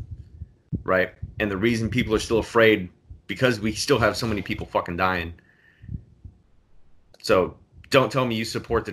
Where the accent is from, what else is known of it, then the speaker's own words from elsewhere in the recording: San Diego, California, United States; moved away as an adult; now in Jacksonville, United States; I'm from San Diego